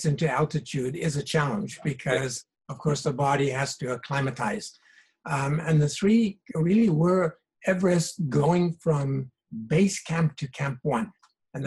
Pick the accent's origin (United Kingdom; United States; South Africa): South Africa; moved away as an adult; now in Canada; originally, I was born and raised in South Africa.